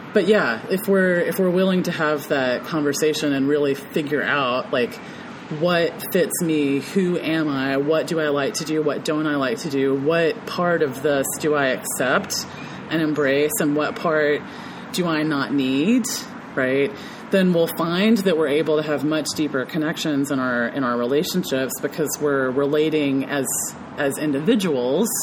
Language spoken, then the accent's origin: English; the South, United States; also born or lived in Memphis, Tennessee; growing up in the South